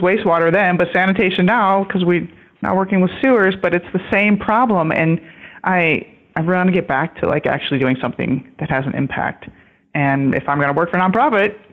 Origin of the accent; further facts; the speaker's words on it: Michigan, United States; I grew up in Michigan